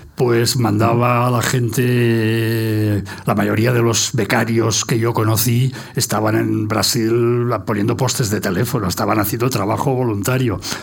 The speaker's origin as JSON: {"language": "Spanish", "town": "Barcelona", "region": "Catalonia", "country": "Spain", "tie": "born or raised there", "first_language": "Catalan", "second_language": "Spanish", "moved": "as an adult", "lives_now": "Madrid, Spain", "said": "en casa se hablaba catalán y en el colegio pues castellano y me alegro de haberme educado en los dos"}